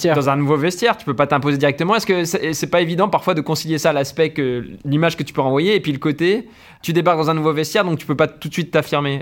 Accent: Besançon, Bourgogne-Franche-Comté, France; j'ai grandi à Besançon

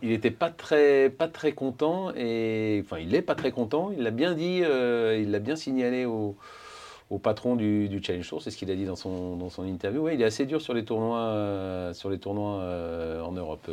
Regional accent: south-west France, France; je suis du Sud-Ouest

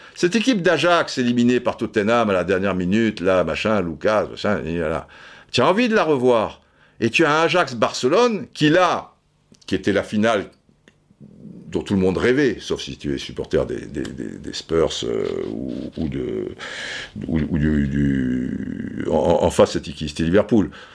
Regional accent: France; en tant que Français

